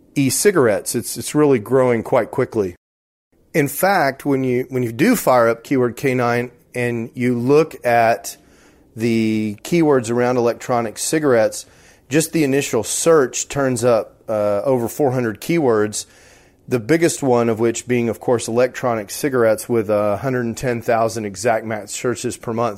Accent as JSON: {"language": "English", "region": "Texas", "country": "United States", "said": "I'm from Texas, and we don't have fancy words down in Texas."}